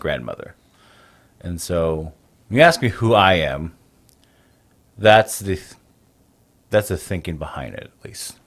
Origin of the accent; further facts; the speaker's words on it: United States; born and raised on the Navajo Nation, which is the largest Native American tribe in the United States